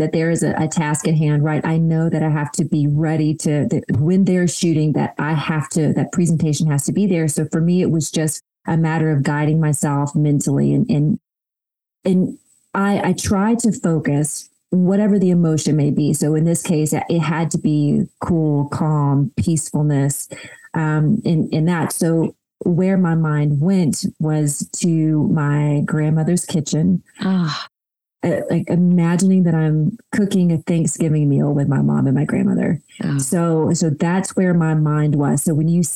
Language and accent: English; Cleveland, Georgia, United States; I grew up in a really tiny town in Northeast Georgia called Cleveland